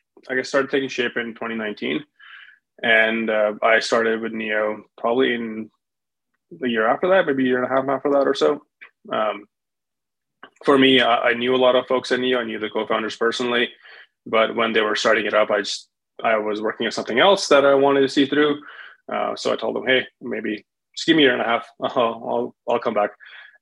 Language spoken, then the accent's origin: English; Winnipeg, Manitoba, Canada; that was out of Winnipeg. That was my previous home. That was my hometown in Canada.